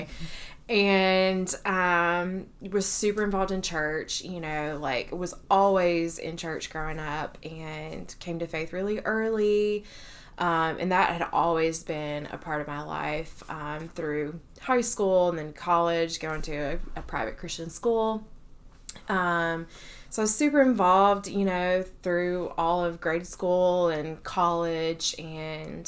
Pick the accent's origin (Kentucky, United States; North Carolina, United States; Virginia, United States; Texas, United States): Kentucky, United States; moved away as an adult; now in Athens, United States; I grew up in Kentucky, but found my way to Georgia through grad school.